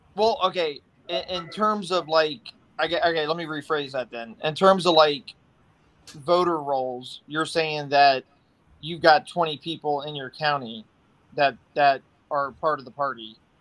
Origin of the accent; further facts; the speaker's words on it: Silver Spring, Maryland, United States; moved away; I'm originally from Silver Spring